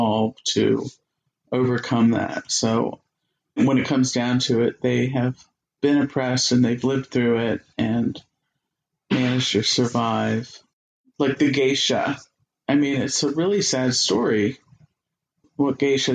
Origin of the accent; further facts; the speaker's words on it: Alexandria, Virginia, United States; now in Columbia, United States; I grew up in Washington, D.C., in Alexandria